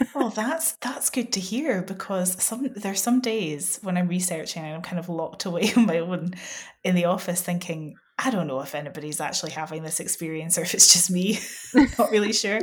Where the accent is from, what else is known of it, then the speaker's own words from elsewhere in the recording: West Coast of Scotland, United Kingdom; I come from the West Coast of Scotland